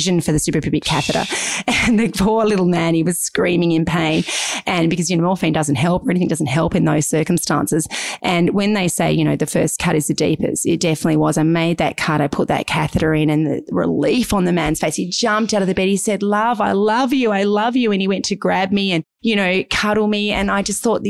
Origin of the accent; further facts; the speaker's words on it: Devonport, Tasmania, Australia; now in Melbourne, Australia; I'm a country girl, as I said to you, Gavin. I was born in Devonport, Tasmania